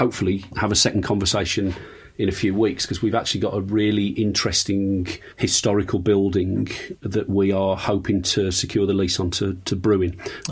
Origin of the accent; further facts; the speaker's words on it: Black Country, West Midlands, United Kingdom; I was born in the Black Country